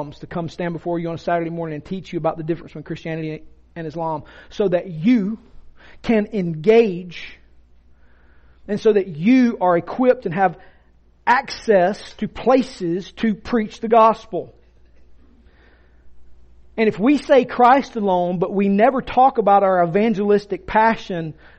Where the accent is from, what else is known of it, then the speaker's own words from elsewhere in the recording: Rome, Georgia, United States; I'm from Floyd County. I'm a Roman